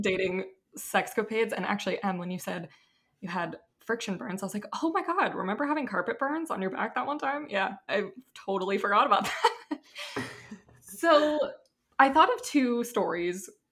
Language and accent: English; Seattle, Washington, United States; moved away as an adult; also born or lived in Utah; I'm from Seattle, went to Utah for undergrad